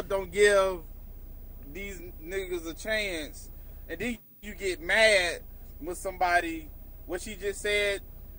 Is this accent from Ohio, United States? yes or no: yes; Cleveland, Ohio, United States; I would be jazzed, because I'm from Cleveland.